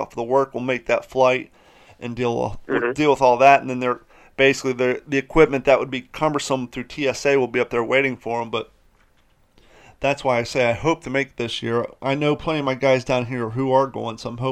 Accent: Columbus, Ohio, United States; now in Florida, United States; I grew up in Columbus, Ohio

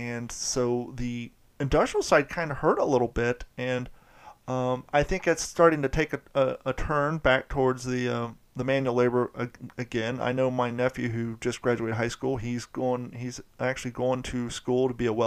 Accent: Ohio, United States; my home state, Ohio

